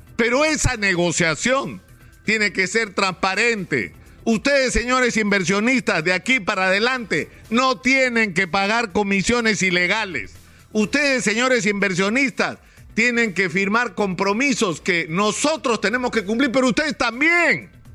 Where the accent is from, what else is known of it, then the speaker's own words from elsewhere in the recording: Peru; los peruanos